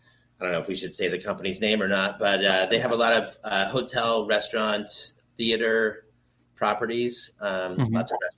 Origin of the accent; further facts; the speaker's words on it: Bay Area, California, United States; I grew up in the Bay Area, so I'm kind of a 49ers fan.